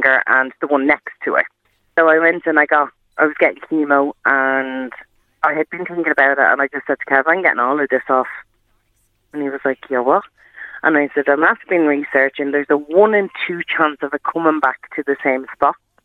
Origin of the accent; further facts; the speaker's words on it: Ireland; we're Irish